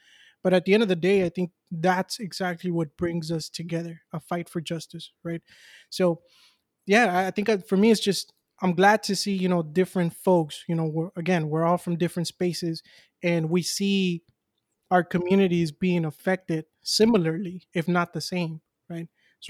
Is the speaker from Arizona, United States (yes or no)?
no; Los Angeles, California, United States; I was born and raised in South Central, extremely proud of where I'm coming from too.